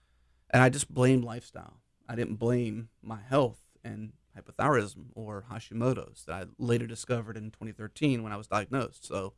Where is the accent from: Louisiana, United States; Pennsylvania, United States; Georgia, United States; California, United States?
Pennsylvania, United States; Pittsburgh; now in Houston, United States; Pittsburgh area.